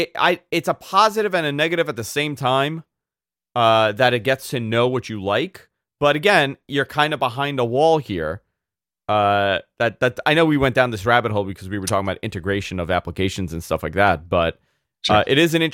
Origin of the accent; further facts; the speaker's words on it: New York, United States; like it's so bizarre, like how it knows I'm a New Yorker.